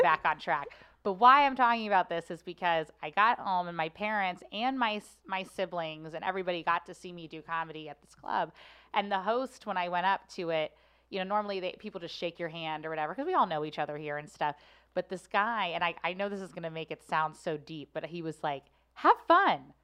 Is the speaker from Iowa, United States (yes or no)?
no; Cincinnati, Ohio, United States; now in St. Louis, United States; I loved my childhood growing up in Cincinnati